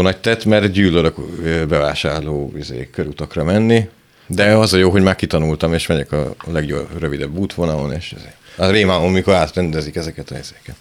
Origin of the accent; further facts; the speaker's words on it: Szentes, Csongrád-Csanád, Hungary; moved away; ahonnan én jövök, szentesről, a szánkózás abból áll, hogy ráülsz a szánkon, és apukát húz, mert sík az egész